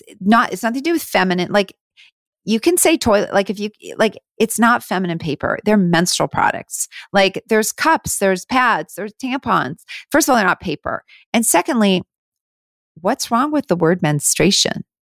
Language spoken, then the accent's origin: English; Canada; moved away as an adult; now in United States; I live down here, but I am still Canadian. I'm still very much Canadian, and we are looking at moving back.